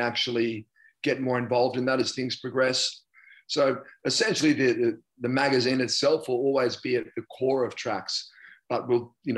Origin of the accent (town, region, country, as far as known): Australia